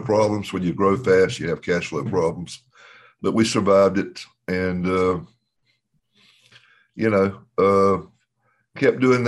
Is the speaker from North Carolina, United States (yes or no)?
yes; Dunn, North Carolina, United States; my hometown, a little town with 10,000 people at Dunn, North Carolina